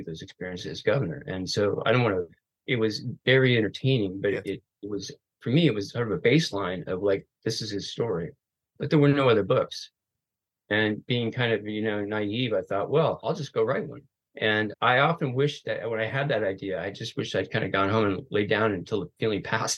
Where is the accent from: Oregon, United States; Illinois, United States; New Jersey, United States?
Oregon, United States; I grew up in Oregon